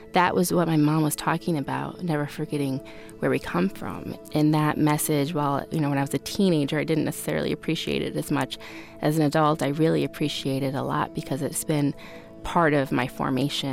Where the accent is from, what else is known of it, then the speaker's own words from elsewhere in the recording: Fremont, Ohio, United States; So I grew up in Northwest Ohio. My hometown is called Fremont, Ohio